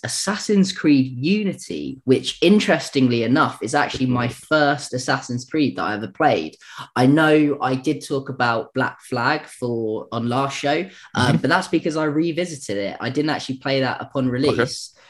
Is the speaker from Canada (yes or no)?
no; United Kingdom; being British